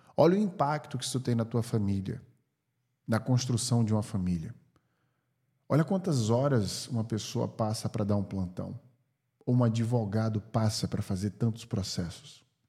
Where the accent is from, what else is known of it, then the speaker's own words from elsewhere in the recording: Brazil; now in California, United States; sendo brasileiro, porque meu passaporte é do Brasil